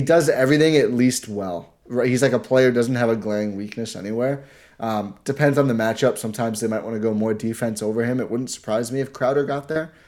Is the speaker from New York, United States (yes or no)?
no; Wisconsin, United States